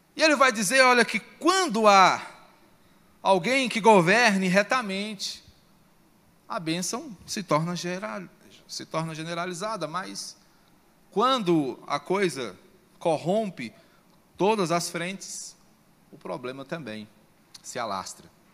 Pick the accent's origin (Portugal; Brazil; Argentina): Brazil; Como brasileiros